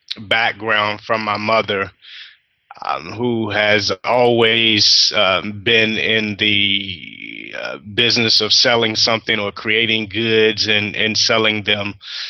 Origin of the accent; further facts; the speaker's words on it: Portsmouth, Virginia, United States; born there; A little bit about myself. I was born in Portsmouth, Virginia. I'm the oldest of seven children, and I was born visually impaired.